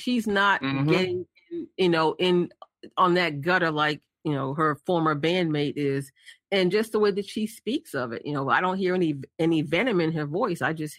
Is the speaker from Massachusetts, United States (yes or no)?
yes; Boston, Massachusetts, United States; my hometown crew in Boston